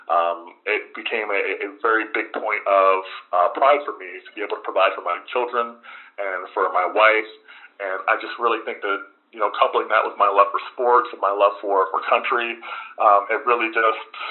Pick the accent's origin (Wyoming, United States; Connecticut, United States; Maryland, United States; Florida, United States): Maryland, United States; Frederick; Well, I, I grew up in Frederick, Maryland. Um, I was uh, son to a single mother